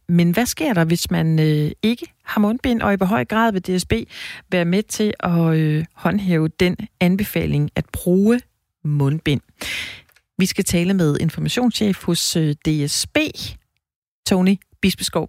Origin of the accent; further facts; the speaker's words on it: Denmark; er vi danskere